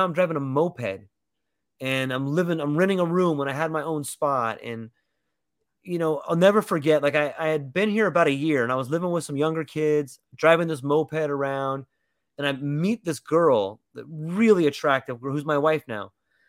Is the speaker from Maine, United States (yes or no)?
no; California, United States; I come from California where I got a nice car, and you know, I just felt like less than I did over there.